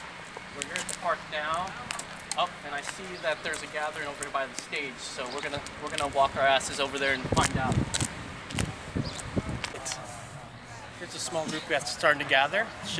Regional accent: Orange County, California, United States; I'm originally from Orange County, California.

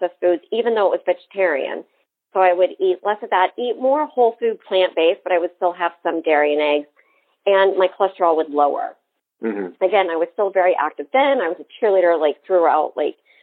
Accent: Wichita, Kansas, United States; now in Miami, United States; I grew up in Wichita, Kansas, and we had like the family dinner

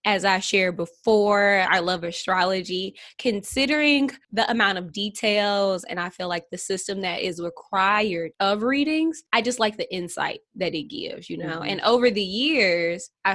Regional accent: St. Louis, Missouri, United States; I'm from St. Louis, Missouri. St. Louis is a small city.

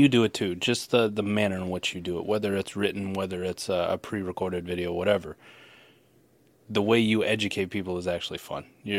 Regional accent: Iowa, United States; I'm from Iowa

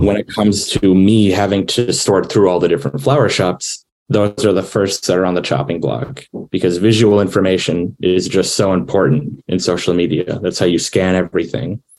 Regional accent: Wisconsin, United States; I'm from Wisconsin

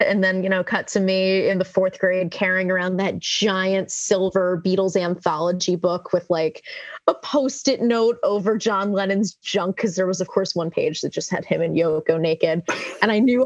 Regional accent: New Jersey, United States; moved away as an adult; also born or lived in Philadelphia

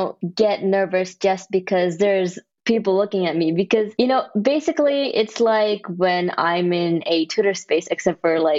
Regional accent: Kerala, India; now in Texas, United States; I was born in India. Yeah. Then I moved to Texas in the US. Where in India? There's a place called Kerala

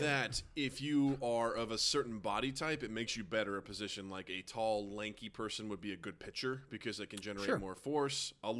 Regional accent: United States; Because I've been growing up in America

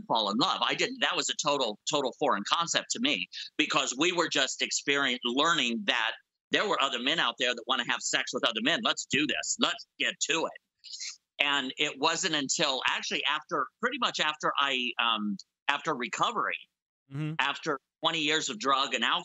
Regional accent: Indiana, United States; moved away; I grew up in the Midwest, in Indiana

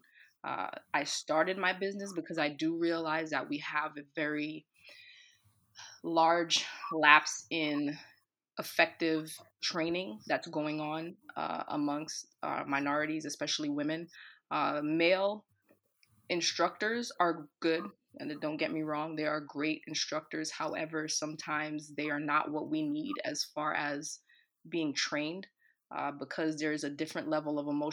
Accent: New York City, New York, United States; I'm born and raised in the Bronx in New York

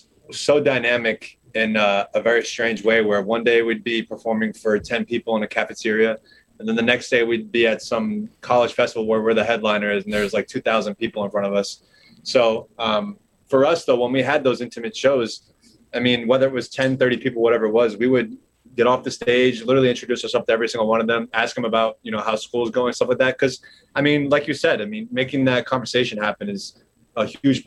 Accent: Florida, United States; moved away; I'm from Florida originally

